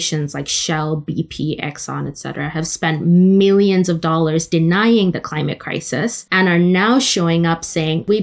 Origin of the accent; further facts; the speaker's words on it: Oman; also born or lived in India; now in London, United Kingdom; I was raised in the Middle East in Oman